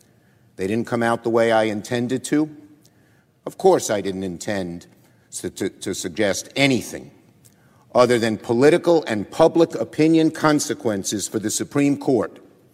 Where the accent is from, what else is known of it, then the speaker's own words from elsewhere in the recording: Brooklyn, New York, United States; I'm from Brooklyn.